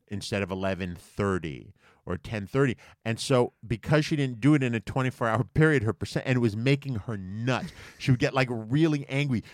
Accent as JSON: {"language": "English", "country": "United States", "said": "being American"}